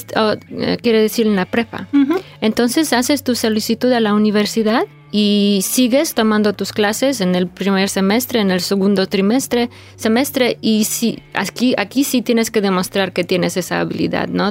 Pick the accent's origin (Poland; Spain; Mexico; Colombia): Poland; first language Polish; Spanish is a second language; moved away; polaco es mi idioma nativo, es mi idioma maternal y luego yo crecí, nací y crecí en Polonia